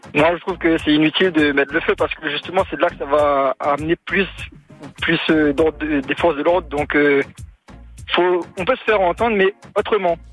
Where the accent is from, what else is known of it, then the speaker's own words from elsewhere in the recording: Réunion; moved away as an adult; also born or lived in mainland France; now in France; je suis réunionnais à la base